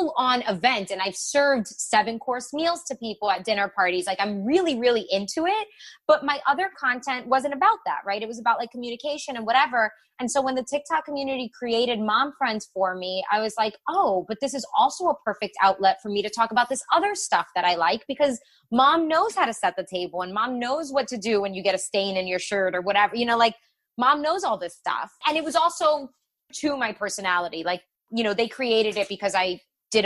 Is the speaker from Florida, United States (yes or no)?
yes; Miami, Florida, United States; I'm from Miami